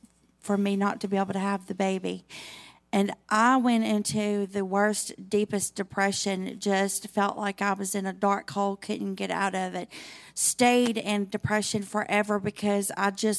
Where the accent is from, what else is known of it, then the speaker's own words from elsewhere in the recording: Tunica, Mississippi, United States; also born or lived in Senatobia, Mississippi; I'm from Tunica, Mississippi. Everybody knows where Tunica is, probably. Little old town of Tunica. So I was born and raised in Tunica